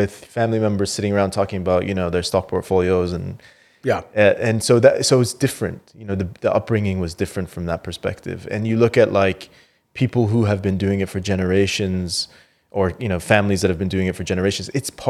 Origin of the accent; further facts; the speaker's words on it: Canada; moved away as an adult; also born or lived in Qatar; now in United Arab Emirates; I grew up in Canada. I had finished 20 years in Canada and didn't expect to kind of come to the region to stay.